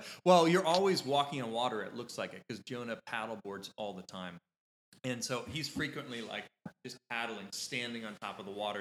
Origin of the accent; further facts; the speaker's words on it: Kitty Hawk, North Carolina, United States; moved away as an adult; also born or lived in Nashville, Tennessee; my hometown, Kitty Hawk, North Carolina